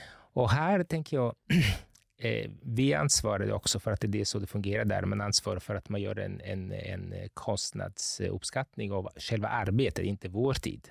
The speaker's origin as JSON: {"language": "Swedish", "town": "Capri", "region": "Campania", "country": "Italy", "tie": "born or raised there", "also_born_or_lived": "Gothenburg, Sweden", "moved": "as an adult", "lives_now": "Stockholm, Sweden", "said": "jag är uppvuxen på Capri som är en ö söder om Neapel"}